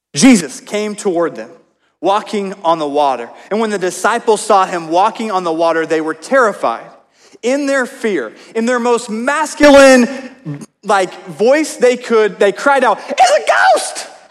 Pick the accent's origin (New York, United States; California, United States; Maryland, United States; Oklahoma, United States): Oklahoma, United States; moved away; I grew up in Oklahoma